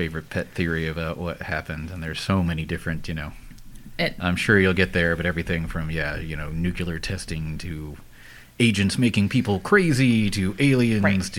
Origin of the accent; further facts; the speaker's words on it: United States; As an American